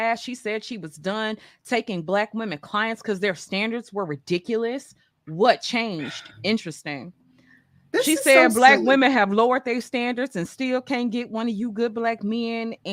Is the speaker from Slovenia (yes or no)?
no; Mississippi, United States; I'm from Mississippi